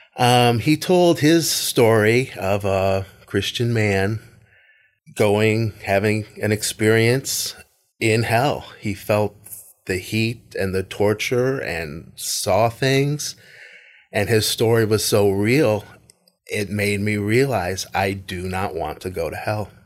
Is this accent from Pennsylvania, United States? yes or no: no; Tarpon Springs, Florida, United States; also born or lived in Largo, Florida; I moved from Largo to Tarpon Springs.